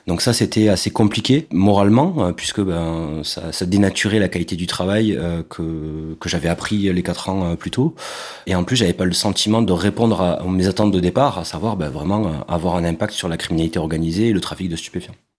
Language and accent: French; Carcassonne, Occitania, France; J'ai grandi à Carcassonne, dans le sud de la France